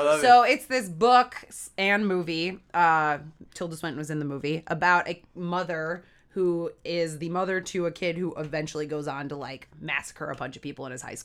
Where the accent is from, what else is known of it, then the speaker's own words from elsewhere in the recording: Olympia Fields, Illinois, United States; now in Chicago, United States; I'm from here. Well, not Chicago City, but the south suburbs. From like 45 minutes away from here.